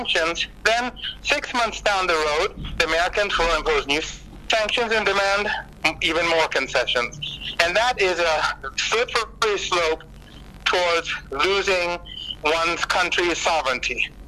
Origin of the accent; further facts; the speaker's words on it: South Africa; Well, I think as a South African, maybe an example that I can give you